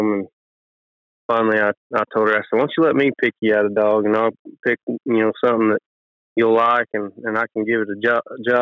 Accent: Okemah, Oklahoma, United States; I'm from Okemo, Oklahoma.

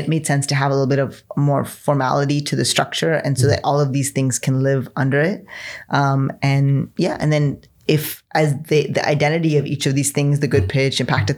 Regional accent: United States; born or raised there

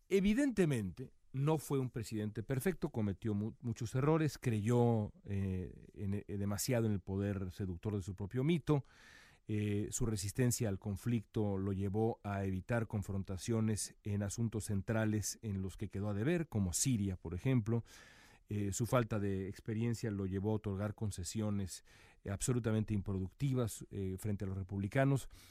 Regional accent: Mexico; como periodista mexicano acá

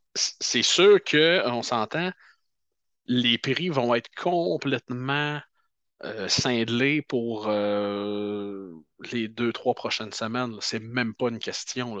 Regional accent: Canada; on est Canadien

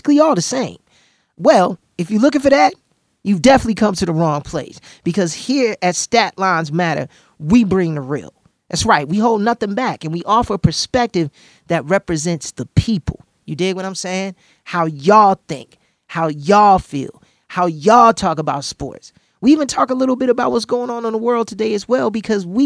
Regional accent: Chicago, Illinois, United States; I definitely rep my hometown of Chicago

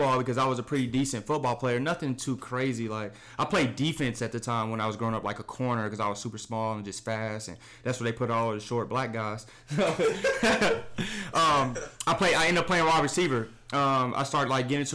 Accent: Kansas City, Missouri, United States; I'm from Kansas City, Missouri

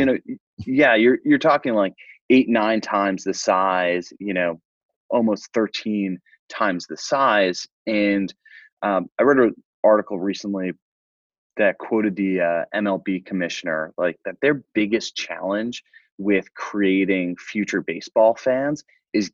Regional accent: Fire Island, Long Island, New York, United States; I grew up on Fire Island, which is a small resort island off the south shore of Long Island

